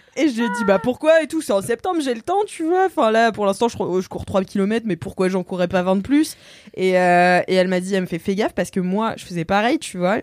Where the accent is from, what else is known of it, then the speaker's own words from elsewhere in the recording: Nantes, Pays de la Loire, France; now in Paris, France; je suis nantaise